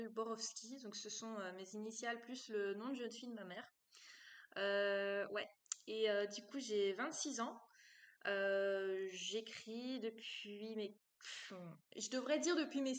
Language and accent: French; Brussels, Belgium; accent: Brussels; Et comme j'ai eu cours ici à Liège et que je venais de Bruxelles, elle s'attendait à ce que j'ai vraiment l'accent euh, bruxellois, quoi.